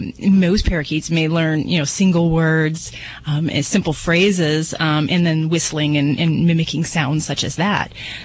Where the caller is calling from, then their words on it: Spokane, Washington, United States; Spokane, Washington.